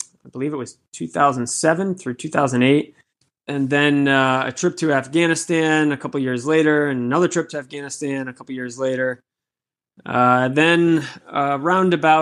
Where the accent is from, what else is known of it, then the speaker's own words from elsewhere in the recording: Woonsocket, Rhode Island, United States; also born or lived in Miami; now in Boston, United States; I was born in Woonsocket, Rhode Island, a small city most people have never heard of.